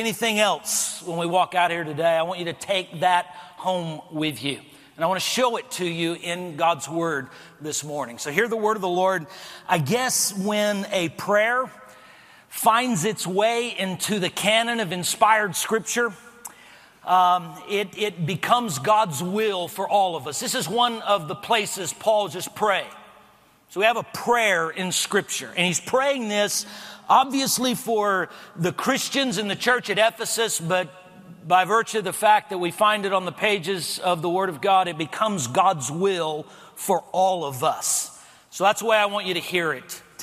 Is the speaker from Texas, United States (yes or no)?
yes; El Paso, Texas, United States; moved away; I was born and raised in El Paso, Texas